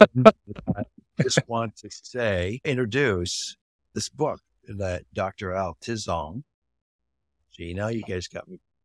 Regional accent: Canada; I grew up in Canada

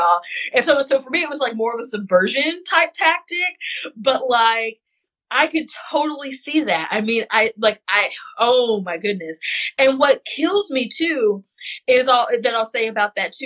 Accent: West Central Missouri, United States; I am from West Central Missouri. We do not talk like that there.

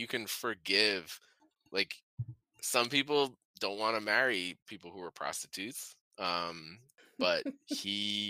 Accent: Detroit, Michigan, United States; Sam, I'm from Detroit. You're from the suburbs. So I went to school in Chicago.

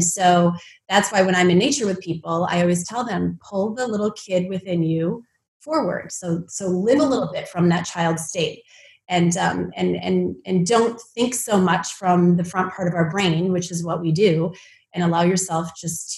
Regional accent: Midwest, United States; I grew up in the Midwest where it snowed

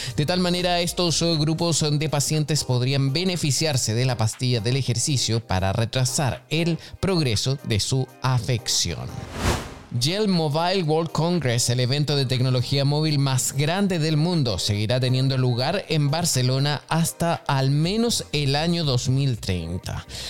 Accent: Chile; moved away; soy chileno y conozco también eh, lo que pasa allá en, en, Chile, a pesar de que no vivo allá hace muchísimo tiempo

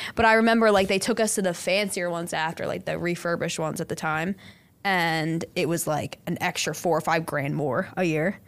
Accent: Bensalem, Pennsylvania, United States; growing up in Ben Salem

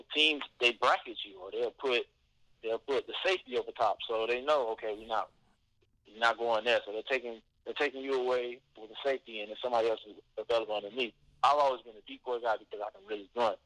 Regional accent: South Florida, United States; Growing up in South Florida

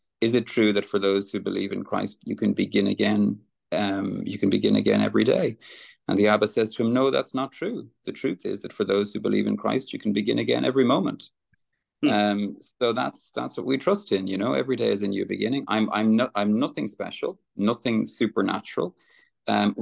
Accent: Ireland; I'm I'm Irish

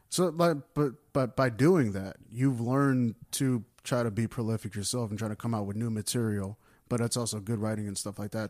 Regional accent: United States; I'm an American, and I do American stand-up

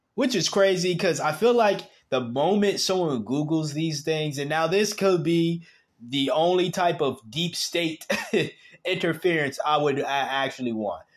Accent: United States; I was born in America

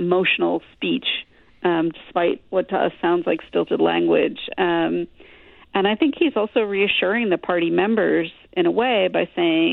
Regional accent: Glastonbury, Connecticut, United States; I grew up in Glastonbury, Connecticut

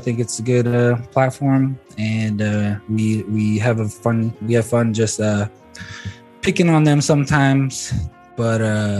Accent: Flagstaff, Arizona, United States; now in Phoenix, United States; born for that's my clan. Anyways, I'm from Flagstaff. I'm here, I live in Phoenix

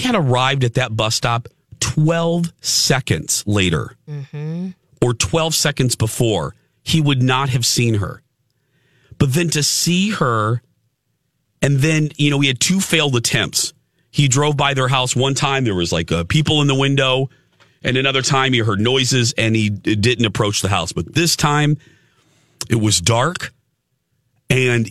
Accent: Chicago, Illinois, United States; now in Minneapolis, United States; Chicago, like my hometown

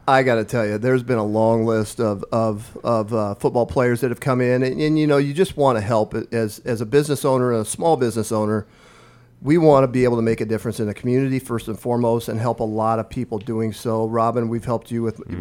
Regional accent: Omaha Indian Reservation, northeast Nebraska, United States; moved away as an adult; now in Lincoln, United States; So I grew up on the Omaha Indian Reservation in northeast Nebraska, a village of 90 people

